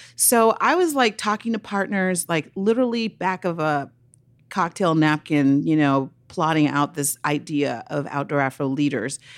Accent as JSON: {"language": "English", "town": "Oakland", "region": "California", "country": "United States", "tie": "born or raised there", "said": "I grew up in Oakland, California"}